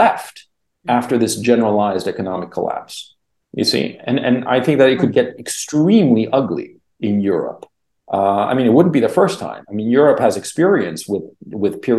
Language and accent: English; Chile; now in Kharkiv, Ukraine; I'm from Chile